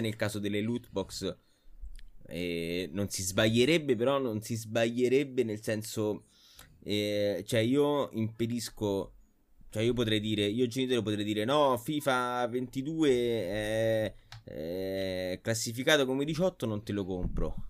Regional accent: Rome, Lazio, Italy; siamo tutti di Roma Sud

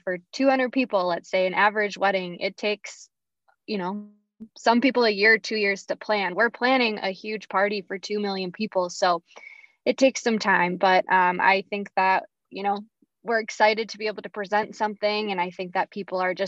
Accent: St. Cloud, Minnesota, United States; I am a Minnesota native. I grew up in St. Cloud, Minnesota, Apollo grad, and we grew up coming to the fair

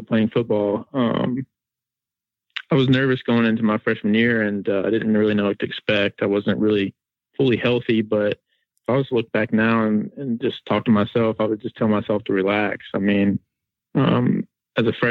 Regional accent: Asheville, North Carolina, United States; Asheville, North Carolina is where I'm from

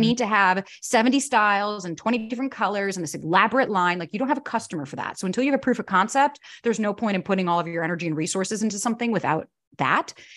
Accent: Florida, United States; moved away as an adult; also born or lived in New York; I was born and raised in Florida, moved to New York when I was nineteen to be an actor

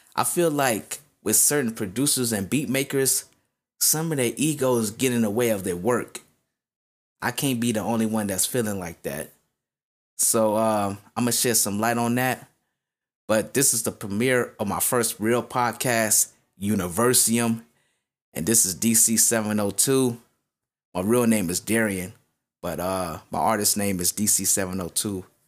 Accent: Las Vegas, Nevada, United States; I'm from Vegas

